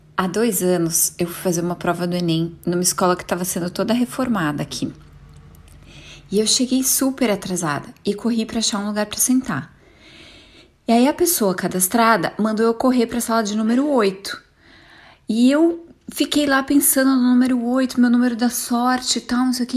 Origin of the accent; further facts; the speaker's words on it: São José dos Pinhais, Paraná, Brazil; eu sou de São José dos Pinhais